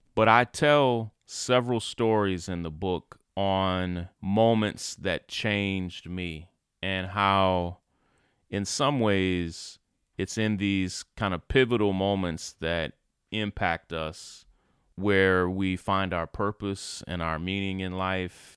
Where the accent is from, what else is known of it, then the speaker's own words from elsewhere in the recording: Kentucky, United States; moved away as an adult; also born or lived in Atlanta; When I grew up in Kentucky, I was never accepted as a leader